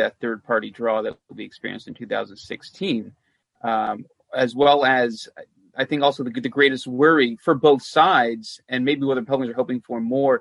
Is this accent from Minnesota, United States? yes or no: no; Doylestown, Ohio, United States; moved away; I grew up in Doylestown, Ohio.